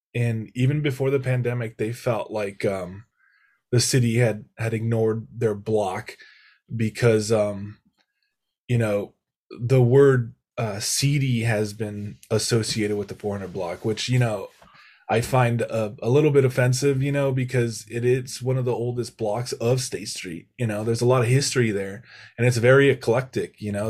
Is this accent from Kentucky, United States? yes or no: no; Santa Barbara, California, United States; my quality of life growing up in Santa Barbara